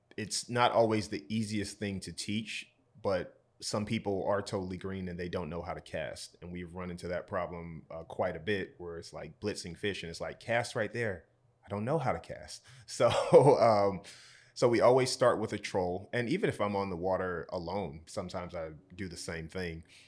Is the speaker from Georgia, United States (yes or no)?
yes; Georgia, United States; moved away as an adult; now in Rhode Island, United States; So I'm from Georgia